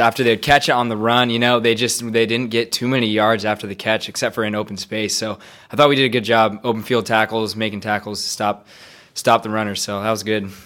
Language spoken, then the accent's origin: English; Spokane, Washington, United States; I'm from Spokane